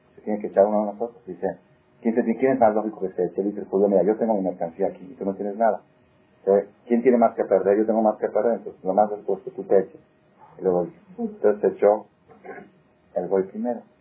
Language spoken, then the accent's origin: Spanish; Mexico; somos muy mexicanos